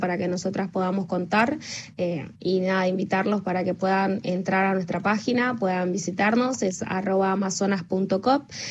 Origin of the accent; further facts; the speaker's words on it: Buenos Aires, Argentina; somos de la Villa treinta y uno